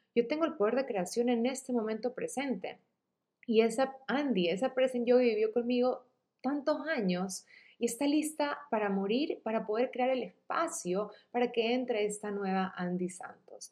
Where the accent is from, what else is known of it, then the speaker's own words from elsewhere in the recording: Guayaquil, Guayas, Ecuador; Yo soy de Guayaquil, Ecuador